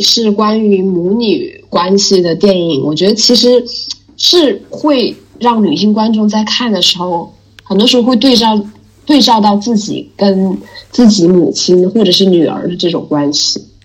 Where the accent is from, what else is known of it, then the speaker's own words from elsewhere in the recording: Jilin, China; 我就是吉林人